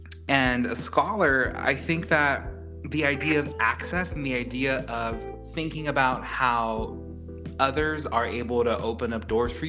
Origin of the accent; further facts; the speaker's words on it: South Texas, United States; Growing up in South Texas, a first generation kid from the border, going to UT Austin